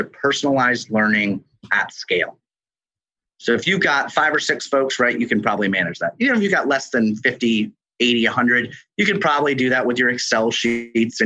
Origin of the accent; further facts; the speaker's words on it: New York, United States; moved away; I am from New York originally